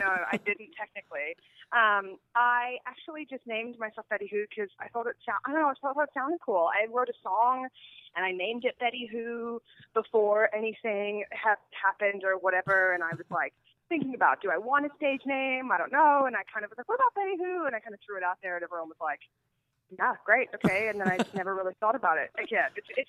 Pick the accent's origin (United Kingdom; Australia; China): Australia; I don't know if I would classify myself as an Australian pop star, but I appreciate